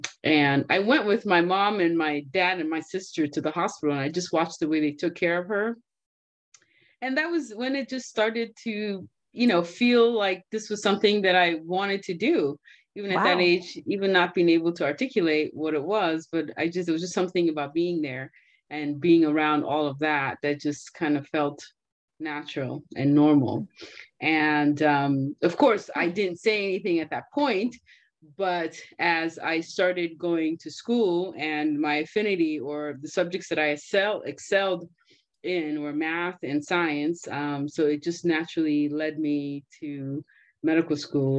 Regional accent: Nigeria; born there; Well, I was born in Nigeria, as you guys all know.

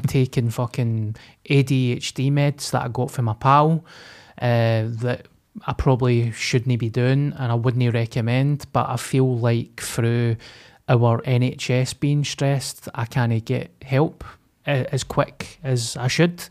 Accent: Glasgow, Scotland, United Kingdom; I came from Springburn

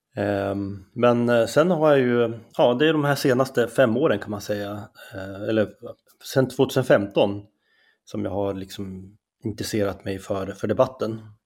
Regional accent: Skellefteå, Västerbotten County, Sweden; accent: Norrland; moved away as an adult; also born or lived in Umeå; now in Stockholm, Sweden; jag är ju från Norrland, det kanske man hör på min dialekt direkt.

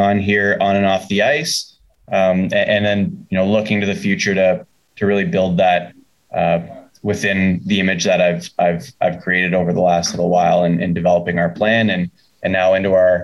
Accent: Sudbury, Ontario, Canada; moved away as an adult; now in Chicago, United States; I played hockey growing up in Sudbury

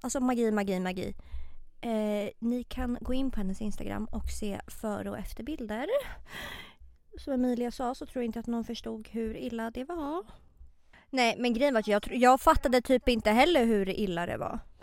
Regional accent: Botkyrka, Stockholm County, Sweden; now in Stockholm, Sweden; jag är uppväxt i Botkyrka.

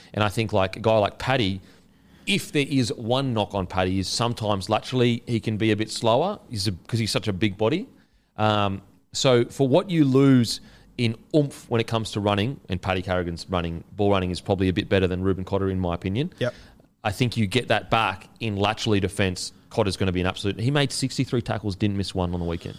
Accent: Queensland, Australia; as a Queenslander

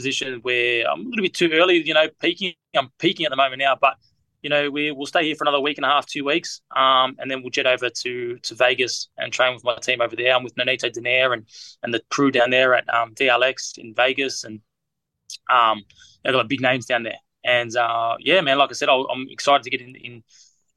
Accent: Australia; I'm an Aussie

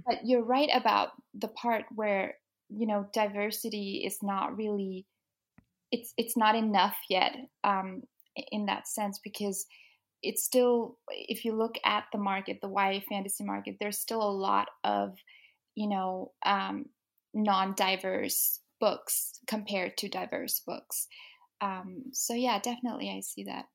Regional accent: Denmark; moved away as an adult; now in England, United Kingdom; I was born and raised in Denmark, so I've lived there my whole life.

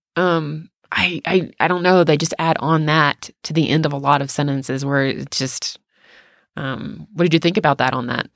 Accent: the South, United States; growing up in the South

